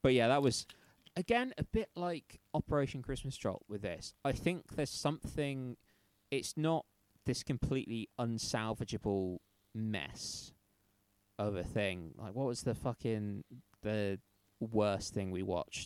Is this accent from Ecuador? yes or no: no; United Kingdom; we're both British